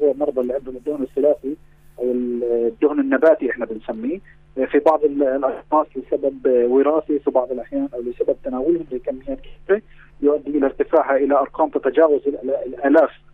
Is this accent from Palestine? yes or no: yes; Palestine; عندنا في فلسطين